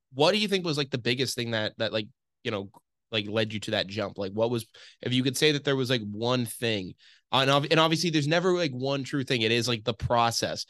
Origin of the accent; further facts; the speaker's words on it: Massachusetts, United States; I grew up in Massachusetts